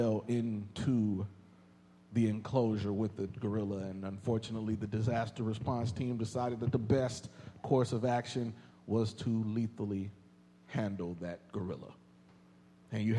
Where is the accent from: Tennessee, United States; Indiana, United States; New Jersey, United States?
Indiana, United States; Indianapolis; now in Texas, United States; my hometown of Indianapolis, Indiana.